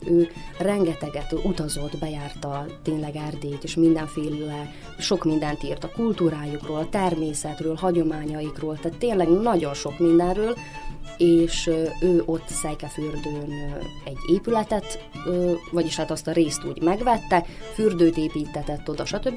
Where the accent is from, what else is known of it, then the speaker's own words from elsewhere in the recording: Banat, Vojvodina, Serbia; én a Bánátban nőttem föl